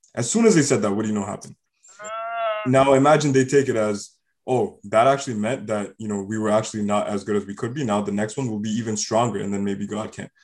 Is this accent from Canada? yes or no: yes; Canada; growing up in Canada, we were forced to learn French as a language from grade four.